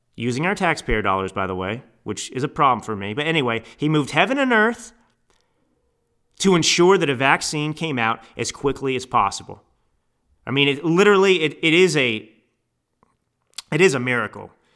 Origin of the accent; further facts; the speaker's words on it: Texas, United States; I grew up in Texas